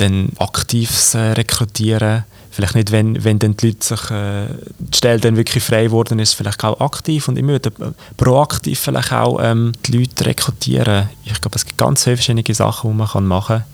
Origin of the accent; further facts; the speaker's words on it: Aargau, Switzerland; Grossrat jetzt bei uns im Aargau